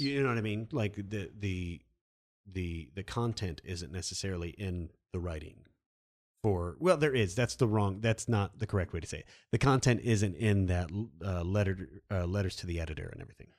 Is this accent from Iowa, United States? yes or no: yes; Iowa, United States; Like I'm from Iowa. When I was growing up as a kid, everything was canned anyway